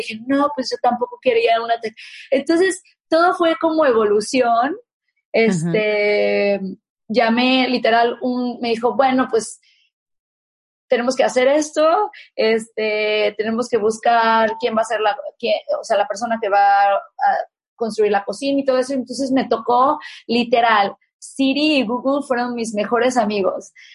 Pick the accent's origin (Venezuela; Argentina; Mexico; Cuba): Mexico; moved away; usábamos en México